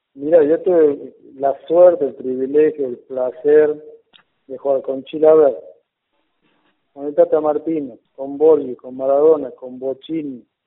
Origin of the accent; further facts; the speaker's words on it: Buenos Aires, Argentina; also born or lived in Paraguay; now in Jujuy, Argentina; yo soy paraguayo, pero criado en Buenos Aires